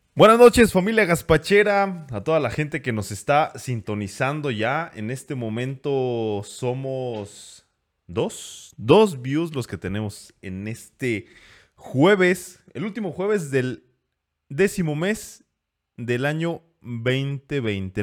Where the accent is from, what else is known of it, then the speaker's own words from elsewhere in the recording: Mexico; como buenos mexicanos